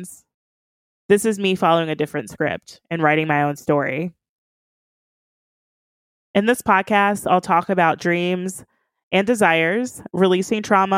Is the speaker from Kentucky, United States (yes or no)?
yes; Kentucky, United States; now in Columbus, United States; I grew up in Kentucky, crossing over the Ohio River every morning to go to school.